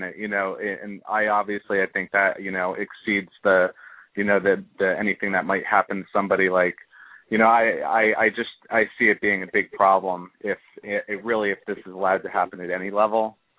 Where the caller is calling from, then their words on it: Long Island, New York, United States; calling from Long Island, New York.